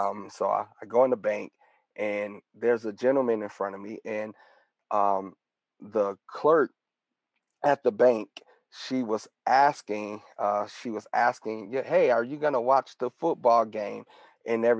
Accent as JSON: {"language": "English", "town": "Detroit", "region": "Michigan", "country": "United States", "tie": "born or raised there", "said": "we grew up together, a childhood friend, and born and raised in Detroit, Michigan"}